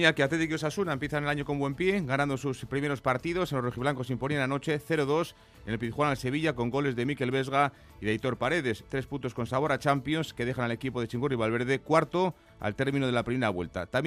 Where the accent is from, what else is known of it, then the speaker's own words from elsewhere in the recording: Brazil; Yo soy de Brasil, no sé lo, lo que...